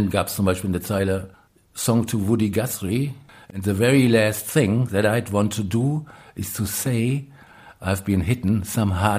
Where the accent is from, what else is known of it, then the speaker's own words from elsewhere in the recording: Moers, North Rhine-Westphalia, Germany; Also in, in Mörs, da wo ich herkomme, das ist eine Kleinstadt am Niederrhein. Tangiert so ein bisschen Ruhrgebiet und ist so zwischen Ruhrgebiet und Holland sehr flaches Land.